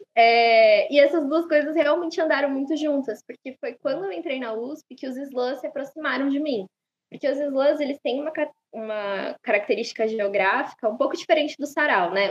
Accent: São Paulo, Brazil; Eu nasci e cresci na Zona Leste, no extremo leste da cidade, no bairro que se chama Recanto Verde Sol

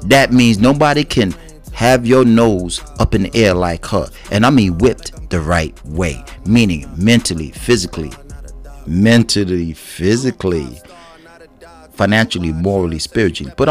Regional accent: United States; I'm not Puerto Rican. I'm African American.

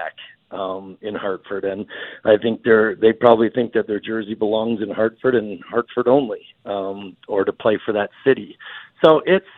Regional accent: Canada; growing up in Canada

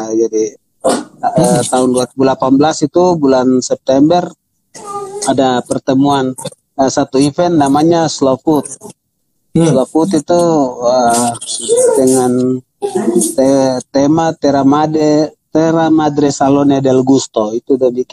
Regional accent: Papua, Indonesia; kebetulan kita dari Papua ini

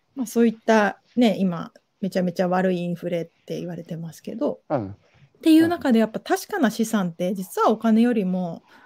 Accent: Yokohama, Kanagawa, Japan; 浜です、神奈川県の

